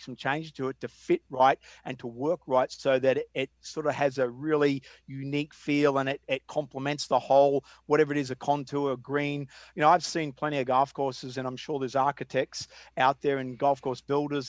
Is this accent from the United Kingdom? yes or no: no; Melbourne, Victoria, Australia; moved away as an adult; now in United States; growing up in Sandbelt, Australia